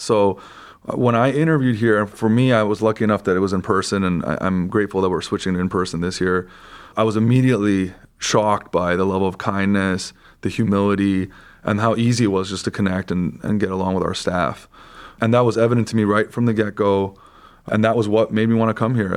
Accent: Vancouver, British Columbia, Canada; moved away as an adult; also born or lived in Michigan; now in Cleveland, United States; I am actually Canadian by background. I grew up in Vancouver, Canada

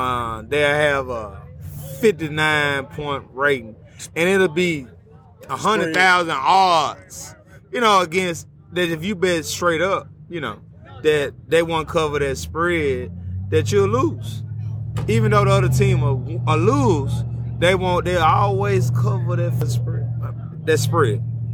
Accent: Memphis, Tennessee, United States; also born or lived in Mississippi; I'm really from Mississippi, but I was raised in Memphis, too, because I went to high school there.

